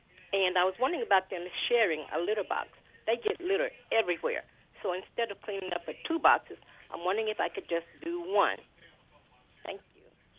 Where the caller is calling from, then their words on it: Greenwood, United States; I'm calling from Greenwood, and I have two cats.